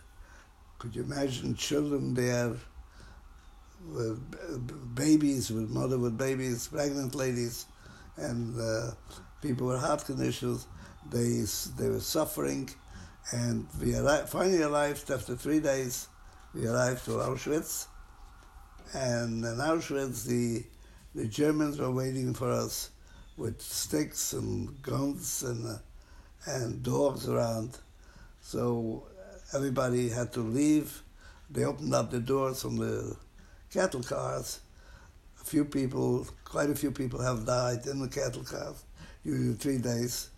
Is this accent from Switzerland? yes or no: no; Hungary; moved away; I am from Hungary